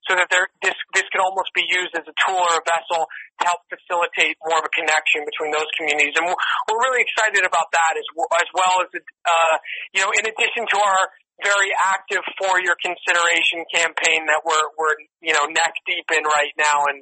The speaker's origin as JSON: {"language": "English", "region": "New York", "country": "United States", "moved": "yes", "lives_now": "Los Angeles, United States", "said": "I'm from New York, I live in L.A. now"}